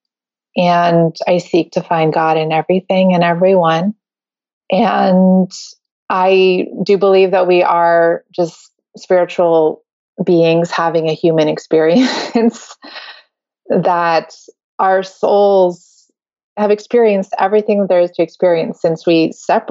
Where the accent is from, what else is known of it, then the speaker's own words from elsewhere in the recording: Connecticut, United States; also born or lived in New York City, New York, United States; I grew up in, I was born in New York City, and then my family moved out to the suburbs in Connecticut, just outside of New York City.